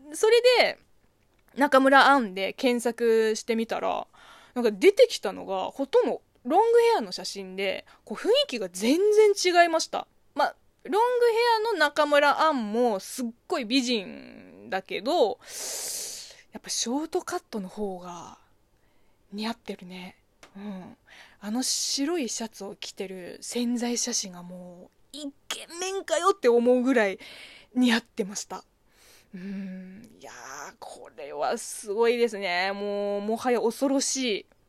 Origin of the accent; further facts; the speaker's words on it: China; moved away; 中国生 まれ、中国育ちの私